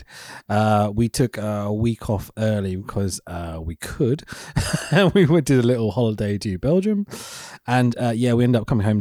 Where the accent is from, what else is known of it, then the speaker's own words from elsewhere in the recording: United Kingdom; I'm British